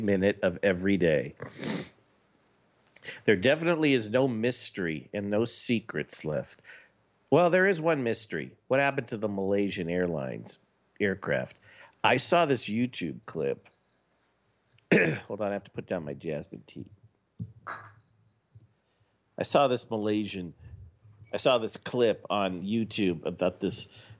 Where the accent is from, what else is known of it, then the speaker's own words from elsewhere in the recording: Los Angeles, California, United States; I was born in Los Angeles. I lived there my entire life